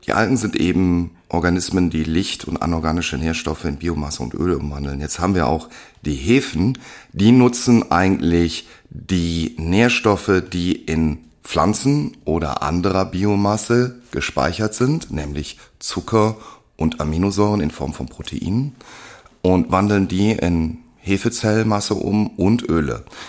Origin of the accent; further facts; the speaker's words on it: Germany; wir als Deutsche